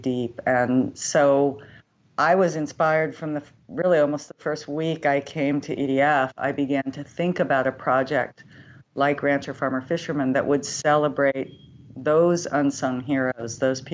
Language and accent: English; Berkeley, California, United States; I grew up in Berkeley, California. So I grew up in an urban environment